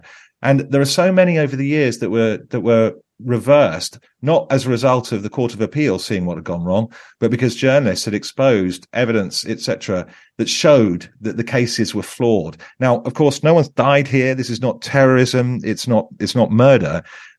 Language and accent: English; Barnet, London, United Kingdom; I'm in my 50s, to do something that makes a difference. I grew up in Barnet and went to a normal state comprehensive and got interested in journalism in my teens.